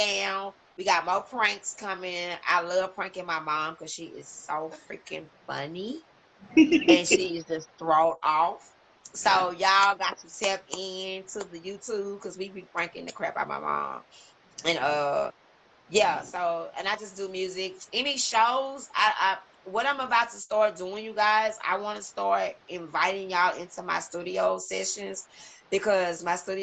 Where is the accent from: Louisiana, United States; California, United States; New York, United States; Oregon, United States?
Louisiana, United States; I threw 318 on there because that's where I'm from in this body